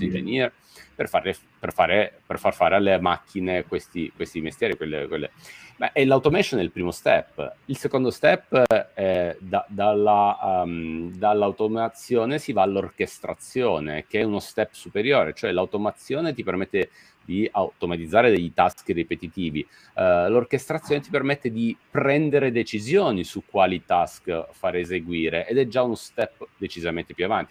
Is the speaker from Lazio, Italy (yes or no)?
no; Messina, Sicily, Italy; now in Milan, Italy; sono nato e cresciuto a Messina, come sai bene, poi mi sono trasferito a Milano